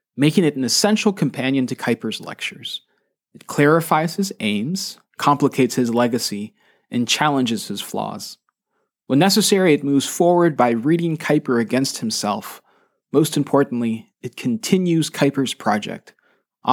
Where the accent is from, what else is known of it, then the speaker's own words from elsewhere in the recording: United States; As a Filipino-American